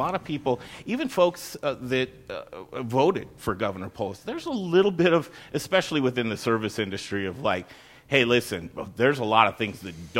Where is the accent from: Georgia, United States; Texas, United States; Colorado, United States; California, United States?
Colorado, United States; Cherry Creek; I'm a native. I grew up in Cherry Creek, Colorado. I still live there right now.